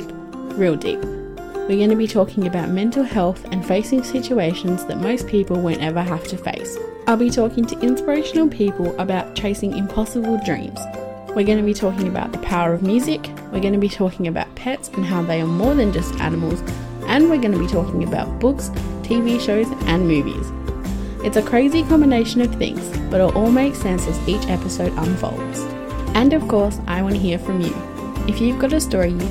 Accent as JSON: {"language": "English", "town": "Perth", "region": "Western Australia", "country": "Australia", "tie": "born or raised there", "said": "I was born and raised in Perth, Western Australia"}